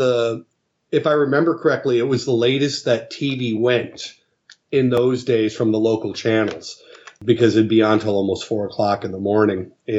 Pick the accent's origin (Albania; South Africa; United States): United States; Minneapolis, Minnesota; we were coming home from, I grew up in Minneapolis